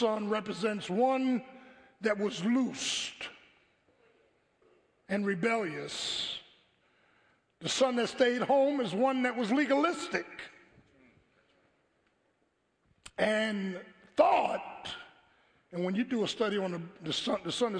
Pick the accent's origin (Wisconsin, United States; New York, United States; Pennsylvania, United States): Pennsylvania, United States; Philadelphia; growing up in South Philly, you know, in the 60s